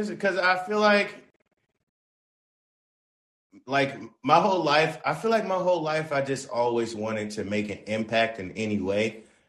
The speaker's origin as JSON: {"language": "English", "region": "the South", "country": "United States", "said": "Now I'm from Dirty South. I like me a soul food plate."}